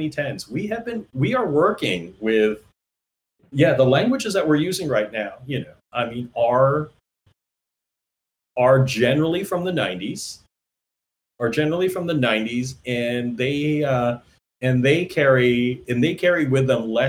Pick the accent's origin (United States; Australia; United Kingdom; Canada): Canada; moved away; also born or lived in Toronto; I'm a Canadian